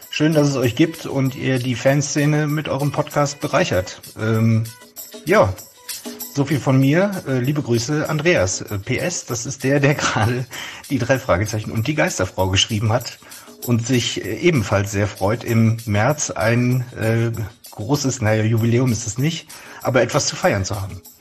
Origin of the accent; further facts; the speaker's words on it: Rhineland, Germany; Äh, ihr merkt, ich bin Rheinländer, mir fällt die Sprechweise nicht sonderlich schwer.